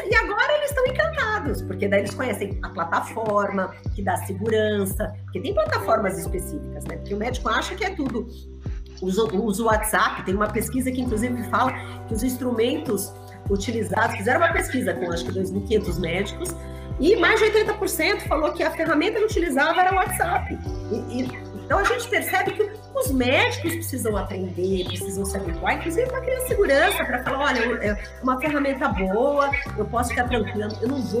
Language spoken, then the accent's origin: Portuguese; São Paulo, Brazil; Olha, eu posso, eu sou de São Paulo, eu posso atender uma pessoa lá no Amapá?